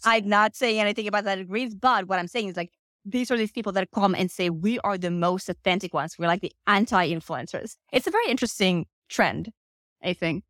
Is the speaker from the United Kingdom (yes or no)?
no; Finland; moved away as an adult; now in United States; I'm actually originally from Finland, have lived in the US for uh, the past four years.